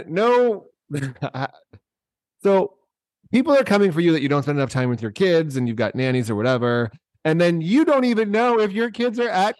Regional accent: Chicago, Illinois, United States; Say shooting because I'm from Chicago and we don't perpetuate shootings in Chicago.

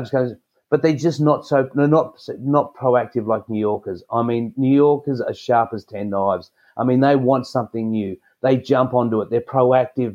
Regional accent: Australia; being an Australian

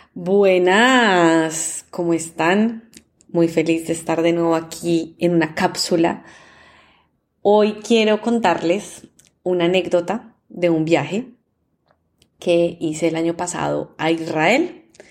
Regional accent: Colombia; yo soy de Colombia

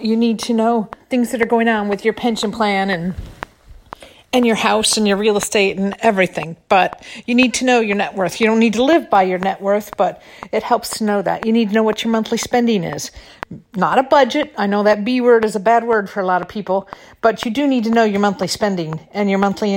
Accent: Michigan, United States; also born or lived in California; now in Florida, United States; I'm in Florida now. You know, I'm from Michigan.

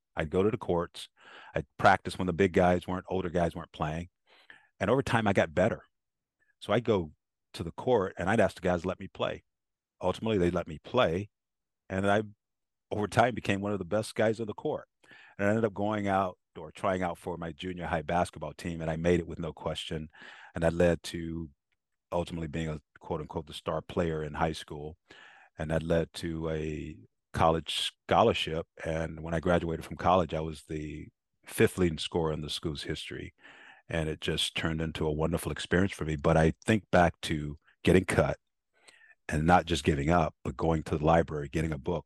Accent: South Carolina, United States; poor black kid growing up in South Carolina

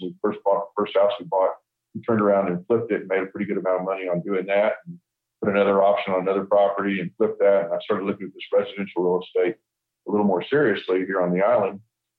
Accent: Houston, Texas, United States; moved away as an adult; now in Coronado, United States; I'm originally from Houston, Texas

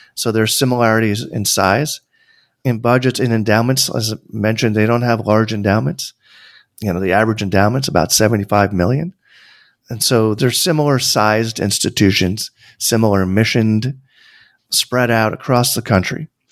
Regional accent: Tarrytown, New York, United States; I grew up an hour north of New York City. for those who live in the New York area, that means, like, Westchester. I was born in Tarrytown

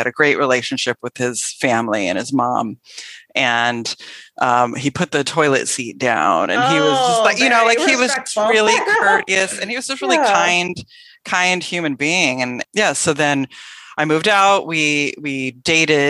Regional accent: Tigard, Oregon, United States; also born or lived in La Grande, Oregon / Beaverton, Oregon; I was raised in the Portland area, Portland, Oregon, actually a suburb called Tigard, and grew up there

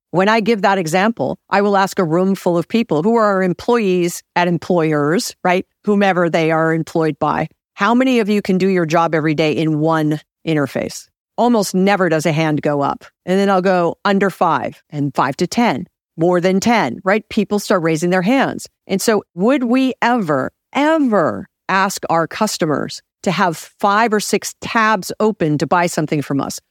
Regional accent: Hawaii, United States; now in Los Angeles, United States; I'm from Hawaii

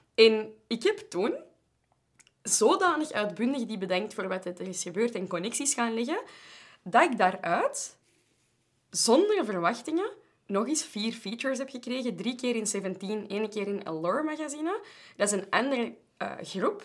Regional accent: Belgium; wij from Europe waren en zo Belgium

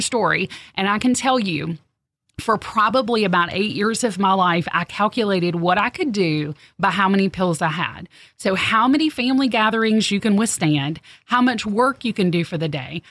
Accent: the South, United States; growing up in the South

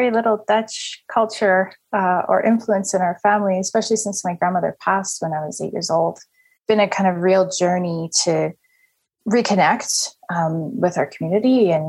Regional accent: Edmonton, Alberta, Canada; moved away as an adult; also born or lived in Middle East; now in Buck Lake, Canada; born in Edmonton. My family's from the McRae, Lac La Biche area in kind of north central Alberta

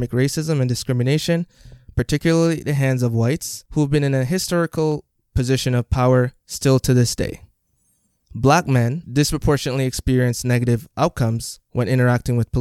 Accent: Jamaica; now in Canada; I am originally from Jamaica

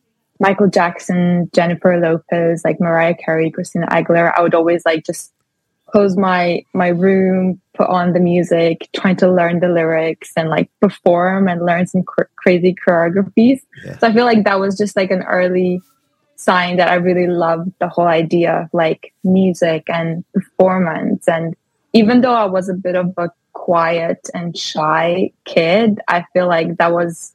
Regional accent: Latvia; moved away as an adult; now in London, United Kingdom; after high school in Latvia, because I'm from Latvia

